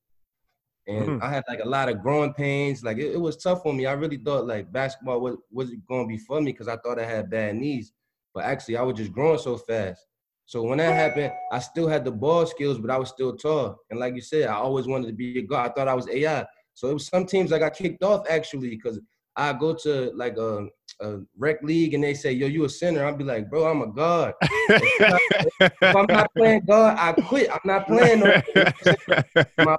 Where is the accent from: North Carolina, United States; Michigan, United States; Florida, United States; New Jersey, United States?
New Jersey, United States; moved away as an adult; also born or lived in Louisville; I'm coming from Jersey